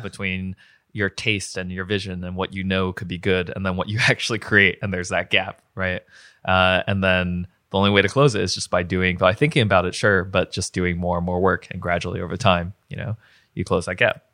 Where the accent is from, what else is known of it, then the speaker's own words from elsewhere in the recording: New Jersey, United States; moved away as an adult; also born or lived in Ithaca, New York; now in Pittsburgh, United States; I wound up in Pittsburgh. So I grew up in New Jersey